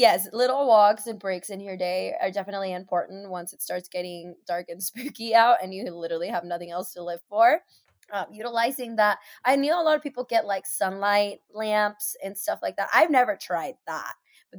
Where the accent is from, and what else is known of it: Seattle, Washington, United States; born or raised there